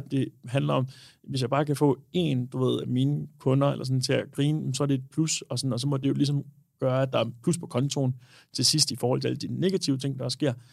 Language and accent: Danish; Denmark; also born or lived in Aarhus; vi danskere